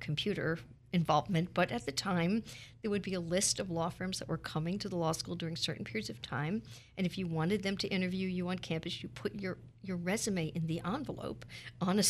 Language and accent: English; New York City, New York, United States; moved away as an adult; now in Philadelphia, United States; I grew up in Brooklyn, which is part of New York City